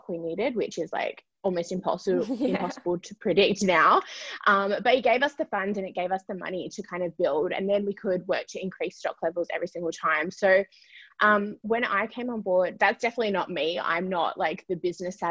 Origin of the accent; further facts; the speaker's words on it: Perth, Western Australia, Australia; moved away; we are originally from Perth.